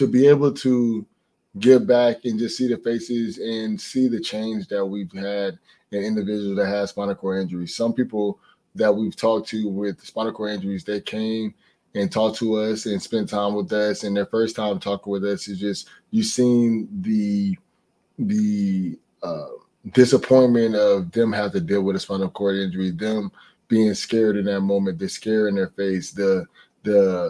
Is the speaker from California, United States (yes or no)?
no; Fort Lauderdale, Florida, United States; growing up in Fort Lauderdale, I had to go through a lot of hurricanes